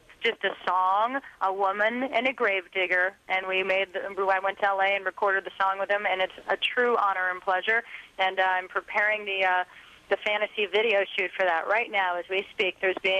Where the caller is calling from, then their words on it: Seattle, Washington, United States; And can you believe I'm calling you from the Grunge Estate of Seattle, Washington